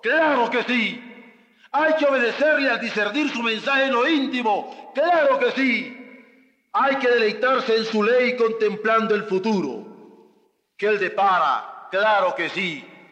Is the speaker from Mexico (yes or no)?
yes; Mexico; nosotros como hombres en México